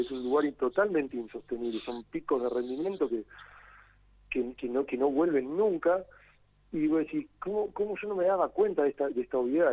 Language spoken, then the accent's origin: Spanish; Argentina; nosotros, siendo Argentina